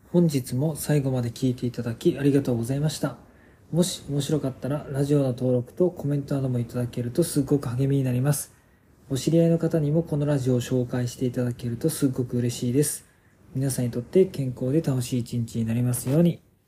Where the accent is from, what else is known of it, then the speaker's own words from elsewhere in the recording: Fukuoka, Japan; 地元が福岡市の早良区の方なので